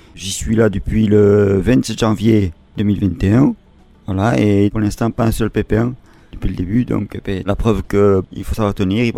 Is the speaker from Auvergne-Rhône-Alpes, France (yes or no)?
no; Briscous, Nouvelle-Aquitaine, France; Je suis de Briscos